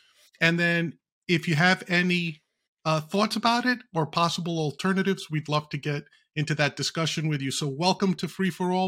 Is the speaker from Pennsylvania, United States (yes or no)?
no; New York, United States; Being a New Yorker